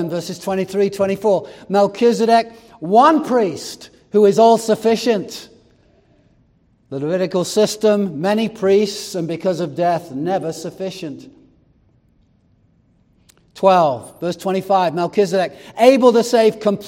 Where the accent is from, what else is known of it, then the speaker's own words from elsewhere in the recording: England, United Kingdom; moved away; I grew up in England